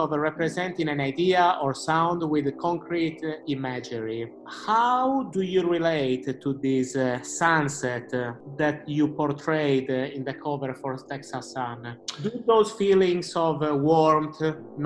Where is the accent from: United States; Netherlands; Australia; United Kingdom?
United Kingdom; London; as a Londoner